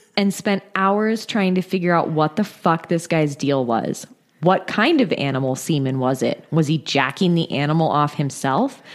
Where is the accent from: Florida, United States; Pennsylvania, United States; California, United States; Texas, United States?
California, United States; Northern; moved away; I'm originally from Northern California